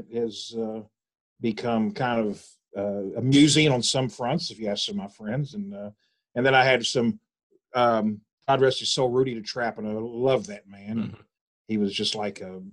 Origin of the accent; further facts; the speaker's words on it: Charleston, West Virginia, United States; Born and raised in East End, still live in East End